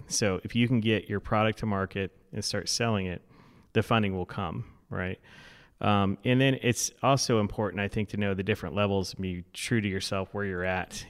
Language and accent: English; Florida, United States; moved away as an adult; now in Madison, United States; I grew up in Florida, so I'm still getting acclimated to the weather